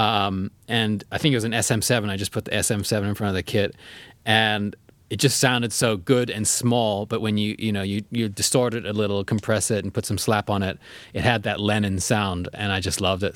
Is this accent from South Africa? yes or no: yes; South Africa; now in United States; in South Africa where we grew up.